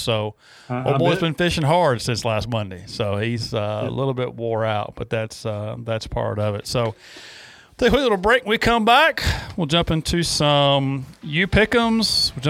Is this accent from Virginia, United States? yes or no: yes; Danville, Virginia, United States; I grew up in Danville, about 2 hours south of you. So a couple of Virginia boys here.